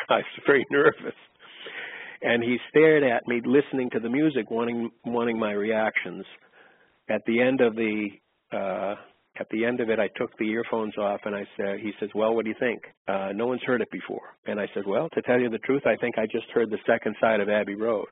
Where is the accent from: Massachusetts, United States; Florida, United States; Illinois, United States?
Massachusetts, United States; Boston; I grew up in Boston